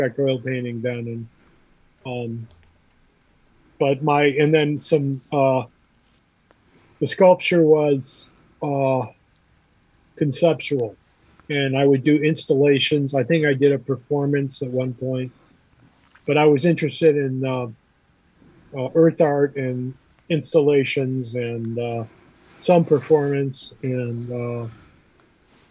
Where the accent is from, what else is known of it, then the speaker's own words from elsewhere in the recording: Beverly Shores, Indiana, United States; I grew up in Beverly Shores and went to grade school at St. Pat's in Chesterton.